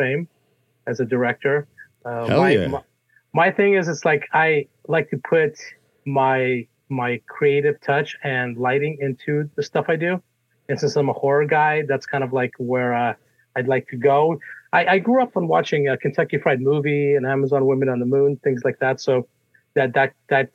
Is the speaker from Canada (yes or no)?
no; Russia; now in United States; I was born in Russia, and my family and I came out here in 1979 during the Cold War.